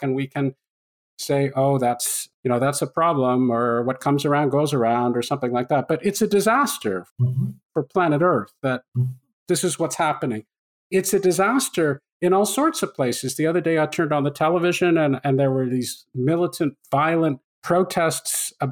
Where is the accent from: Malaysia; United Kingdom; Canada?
Canada; I grew up in Canada